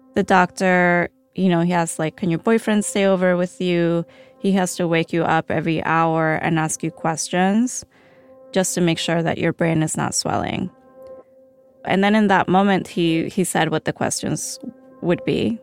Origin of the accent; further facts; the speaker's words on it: Colombia; moved away; also born or lived in Chicago; I grew up in fear living in Colombia